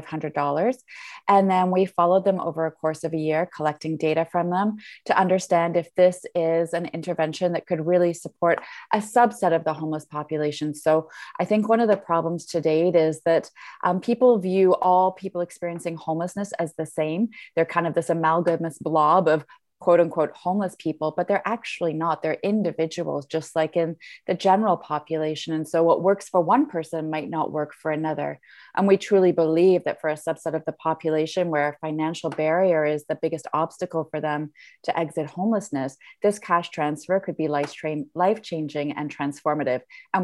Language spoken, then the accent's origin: English; Ottawa, Ontario, Canada; now in Vancouver, Canada; So I live in Vancouver, but I'm from Ottawa.